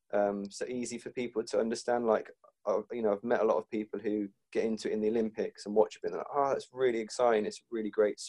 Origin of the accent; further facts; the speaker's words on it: United Kingdom; as a British fan